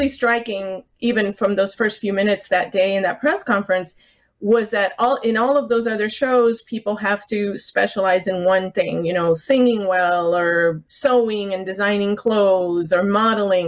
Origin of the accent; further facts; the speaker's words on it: South Florida, United States; moved away; I grew up in South Florida, and I used to go to the tea parties in South Beach before I moved away